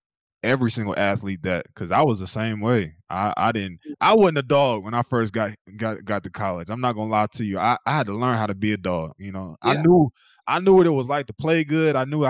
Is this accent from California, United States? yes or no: no; North Carolina, United States; moved away as an adult; I'm from North Carolina, Madi, and I came to Oklahoma knowing nobody.